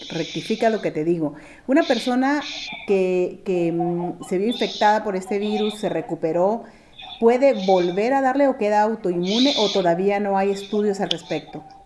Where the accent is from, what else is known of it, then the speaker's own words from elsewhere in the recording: Guatemala; como guatemaltecos responsables